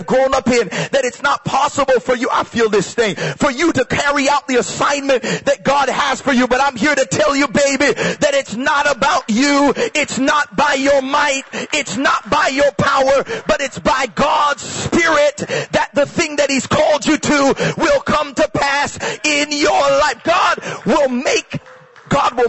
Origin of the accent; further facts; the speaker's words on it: Toronto, Ontario, Canada; I'm from Scarborough. I'm from Malvern